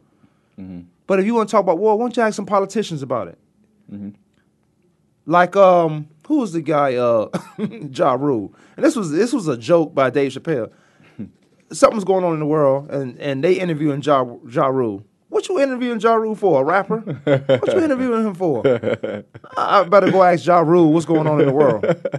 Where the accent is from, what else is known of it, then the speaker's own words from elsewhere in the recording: Virginia, United States; I've been away from Virginia for so long, I still talk